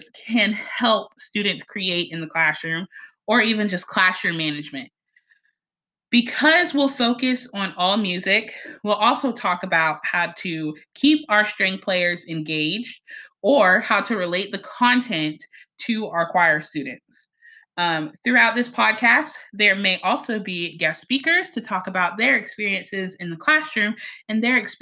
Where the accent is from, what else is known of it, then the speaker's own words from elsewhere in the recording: Beaufort, South Carolina, United States; I'm from Beaufort, South Carolina